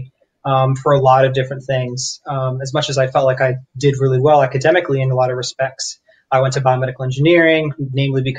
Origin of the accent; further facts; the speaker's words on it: Florida, United States; also born or lived in New York; I was born and raised in Florida